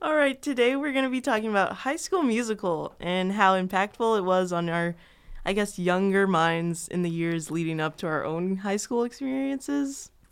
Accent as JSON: {"language": "English", "town": "Chicago", "region": "Illinois", "country": "United States", "said": "I'm from Chicago"}